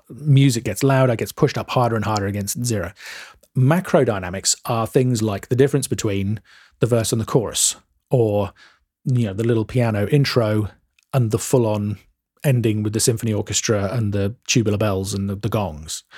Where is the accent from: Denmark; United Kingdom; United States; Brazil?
United Kingdom; England; I'm English